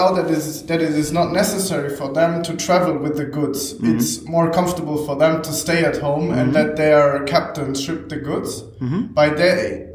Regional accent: Hamburg, Germany; also born or lived in Bremen / Oldenburg; I am from Hamburg

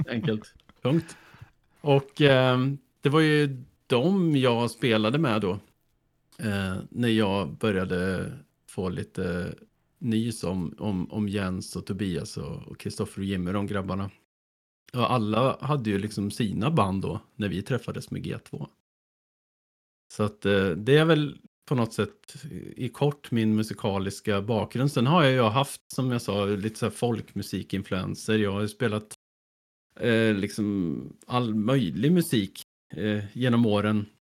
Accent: Hällefors, Örebro County, Sweden; also born or lived in Östergötland; från början är jag från Östergötland, men jag var ju bara fem år när vi flyttade därifrån upp till, eh, till ett litet ställe som heter Hällefors, som ligger i Bergslagen

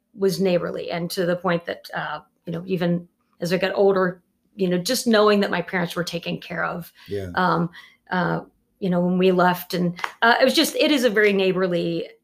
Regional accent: Johnstown, Ohio, United States; also born or lived in Columbus, Ohio; I was born in Columbus, Ohio, raised in a small town outside of Columbus, like less than 5,000 people.

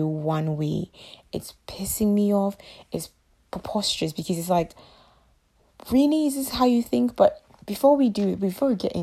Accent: Ghana; my mother is in Ghana, so I am from Ghana

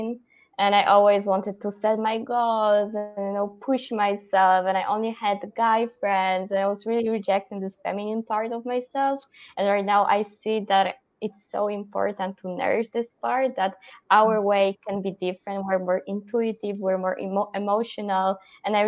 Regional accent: Poland; moved away as an adult; also born or lived in Netherlands; I'm from Poland

